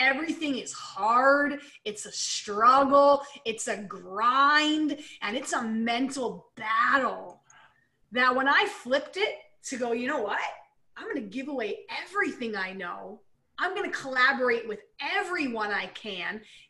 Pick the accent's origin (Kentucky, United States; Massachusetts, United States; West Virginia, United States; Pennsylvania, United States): Pennsylvania, United States; now in Canada; I moved from Pennsylvania, Eric's from Canada, right? So I'm now here in Canada.